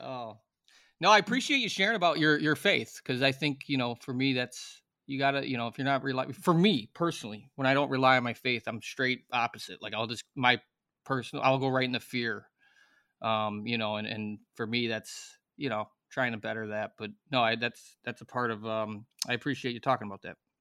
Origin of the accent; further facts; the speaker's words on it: Chicago, Illinois, United States; I'm from Chicago